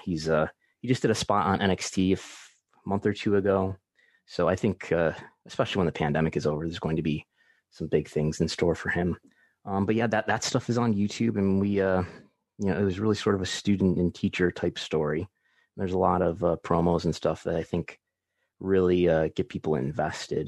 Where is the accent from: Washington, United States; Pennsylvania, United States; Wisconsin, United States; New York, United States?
New York, United States; Buffalo; I'm from Buffalo, New York, which is where I still live.